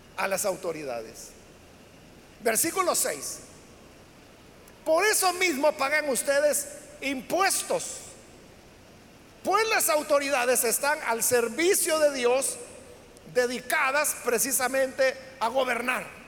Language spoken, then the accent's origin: Spanish; El Salvador